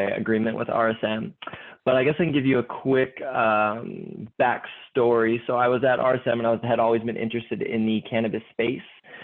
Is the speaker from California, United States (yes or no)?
yes; San Diego, California, United States; I'm from San Diego.